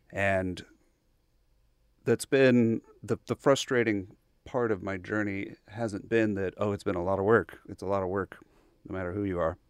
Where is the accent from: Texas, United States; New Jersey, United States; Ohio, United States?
Texas, United States; Bryan; I grew up in Bryan. Uh, so I'm actually a, a local townie